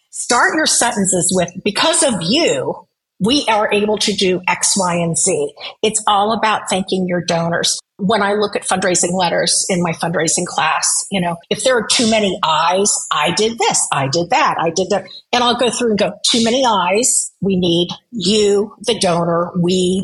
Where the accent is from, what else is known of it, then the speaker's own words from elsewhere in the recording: Midwest, United States; moved away; also born or lived in Nebraska; I grew up in the Midwest. I lived in Nebraska